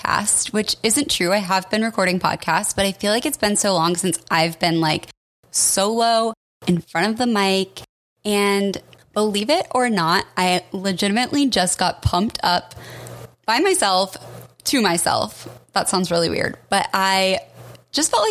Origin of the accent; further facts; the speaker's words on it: Colorado, United States; now in Portland, United States; I'm from Colorado